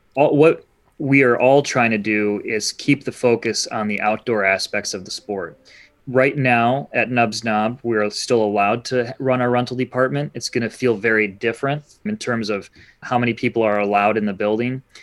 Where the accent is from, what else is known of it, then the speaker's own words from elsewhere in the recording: Holland, Michigan, United States; moved away as an adult; also born or lived in Marquette, Michigan; now in Petoskey, United States; I grew up in Holland, Michigan